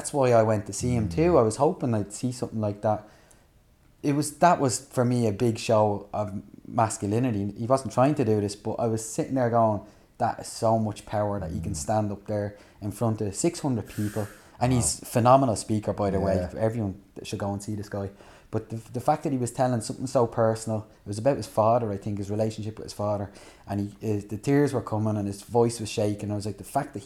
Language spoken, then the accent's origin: English; Dublin, Leinster, Ireland; moved away; I grew up in Fairhouse in Tallaght